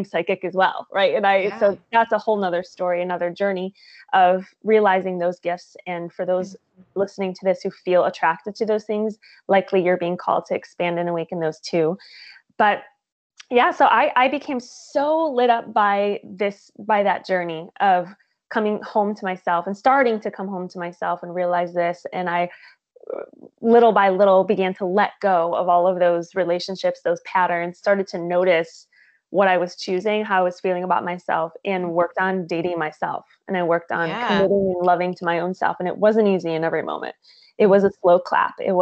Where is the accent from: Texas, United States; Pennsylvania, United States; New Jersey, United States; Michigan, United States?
Michigan, United States; moved away as an adult; also born or lived in Tampa, Florida; now in California, United States; I am originally from Michigan.